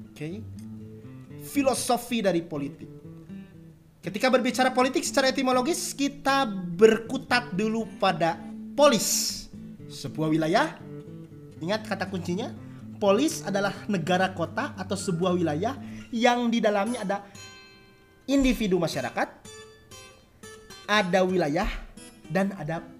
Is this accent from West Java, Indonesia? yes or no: yes; West Java, Indonesia; Maaf ya kalau bahasa Inggris saya jelek